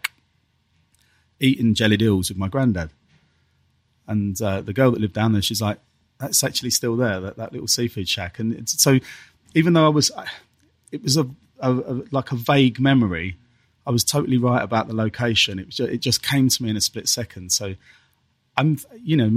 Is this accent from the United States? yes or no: no; Dartford, South East England, United Kingdom; I was kind of born and raised in Dartford, between, you know, South East London and you know, that top part of Kent, that was kind of my stomping ground